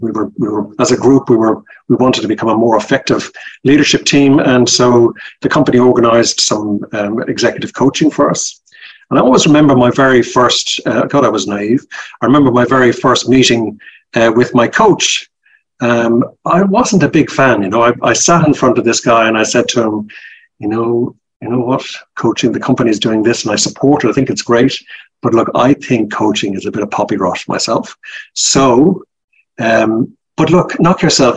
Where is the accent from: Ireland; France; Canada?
Ireland; Dublin, Leinster; moved away as an adult; now in Australia; You can tell by my accent, I'm originally from Ireland. I'm from Dublin. And yes. I emigrated to Australia about 30 years ago, and I never lost my accent.